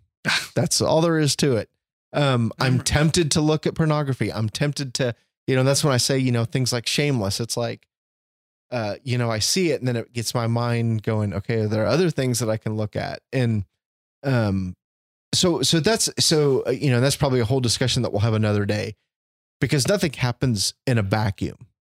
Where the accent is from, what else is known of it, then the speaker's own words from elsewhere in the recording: Chicago, Illinois, United States; moved away; I was born in Chicago. I grew up White Sox fan. My family's from the South Side